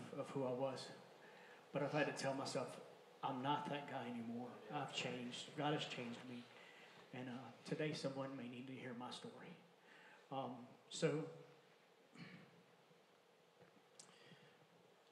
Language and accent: English; Alabama, United States; also born or lived in Mobile, Alabama; when I was 10, my family, we moved from Creighton, Alabama, out to Sims